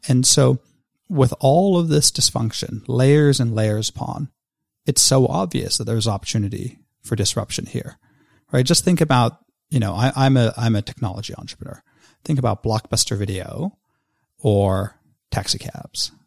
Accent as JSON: {"language": "English", "region": "Victoria", "country": "Australia", "said": "my home state of Victoria in Australia"}